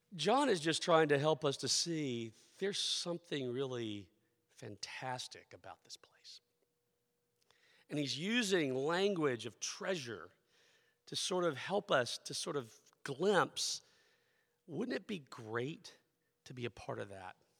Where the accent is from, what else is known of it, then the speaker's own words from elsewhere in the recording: the southeastern United States, United States; moved away; also born or lived in Philadelphia; I am a, a person born in the southern, the southeastern part of the United States, that cultural experience that I grew up